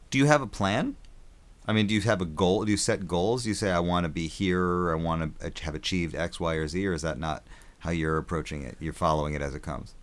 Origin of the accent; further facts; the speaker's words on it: Wisconsin, United States; I grew up in Wisconsin